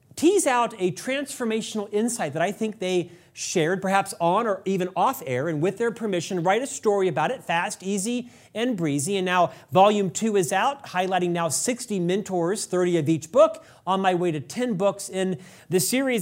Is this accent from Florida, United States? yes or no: yes; Orlando, Florida, United States; my hometown in Central Florida. Orlando